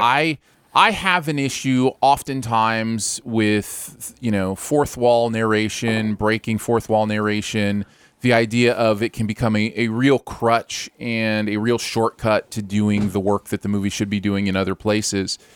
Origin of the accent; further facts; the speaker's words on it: Michigan, United States; I grew up in Michigan